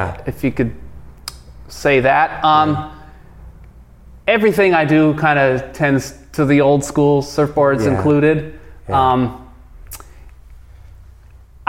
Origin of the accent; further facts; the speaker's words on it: Los Angeles, California, United States; moved away as an adult; also born or lived in San Diego; now in Santa Cruz, United States; I'm from Los Angeles.